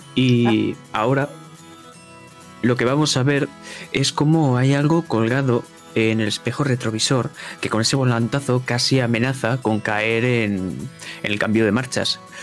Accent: Spain; soy de España

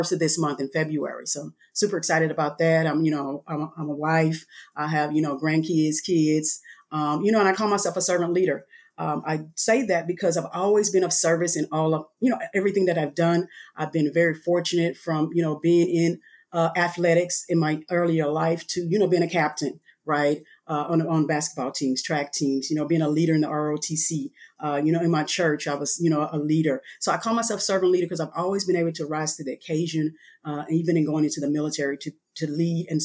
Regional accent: Alexandria, Louisiana, United States; moved away as an adult; I am originally from Alexandria, Louisiana

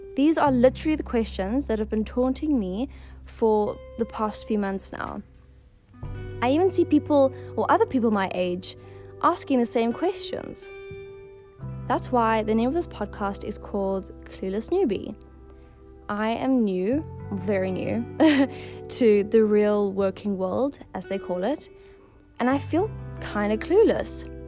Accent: Johannesburg, Gauteng, South Africa; moved away as an adult; now in Cape Town, South Africa; I was born and raised in Johannesburg, but I live in Cape Town and have been for the past five years

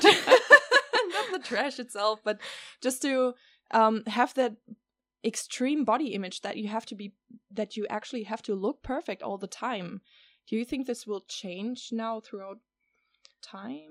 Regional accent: Germany; now in Netherlands; I live here in the Netherlands and I have been growing up in Germany

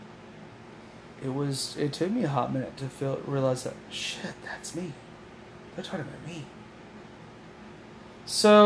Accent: Oklahoma, United States; I was born and raised in Oklahoma

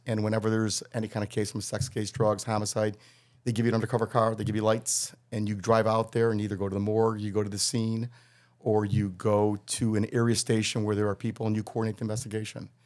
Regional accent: Wilmette, Illinois, United States; moved away as an adult; also born or lived in Kansas; now in Chicago, United States; I grew up in Wilmette

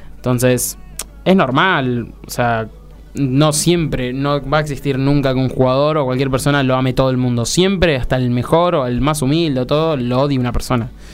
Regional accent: Argentina; Como argentino, como argentino

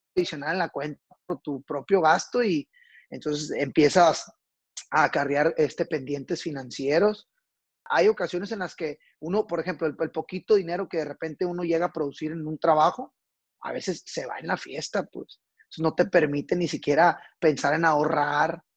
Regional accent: Culiacán, Sinaloa, Mexico; yo soy originario de la ciudad de Culiacán, Sinaloa.

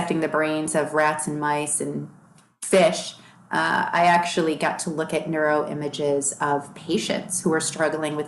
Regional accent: Long Grove, Illinois, United States; moved away; also born or lived in Boston; I grew up in Chicago in an area called Long Grove

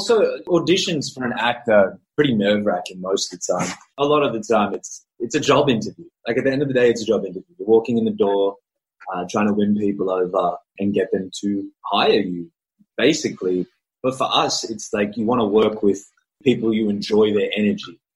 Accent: Australia; first language English; I'm Australian.

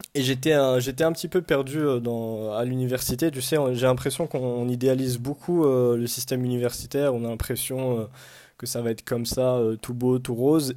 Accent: Morocco; now in France; on est tous marocains, on parle tous arabe

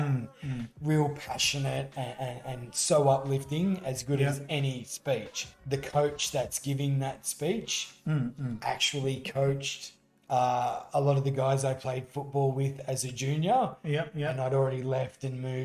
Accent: Lockhart, New South Wales, Australia; now in Brisbane, Australia; In my part of Australia where I grew up in Lockhart, New South Wales, which is down near Albury-Wodonga

